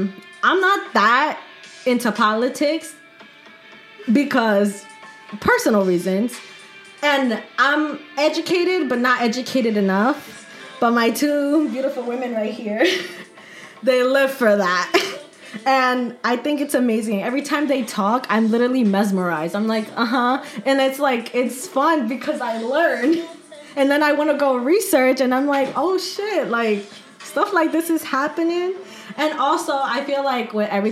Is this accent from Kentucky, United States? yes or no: no; Atlantic City, New Jersey, United States; I'm also from Atlantic City and we also went to the same high school